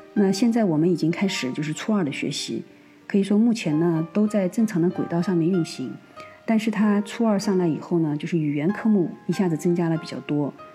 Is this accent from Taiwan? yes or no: no; China; now in Spain; 和我们中国人这种含蓄式的表达是完全不同的